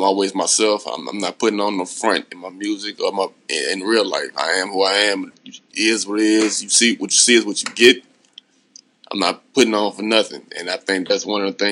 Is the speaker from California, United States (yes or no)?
no; Baton Rouge, Louisiana, United States; coming from Baton Rouge, Louisiana. I mean, I would never shoot down my hometown